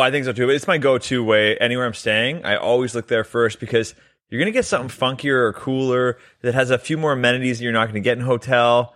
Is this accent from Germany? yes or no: no; Canada; We're both Canadian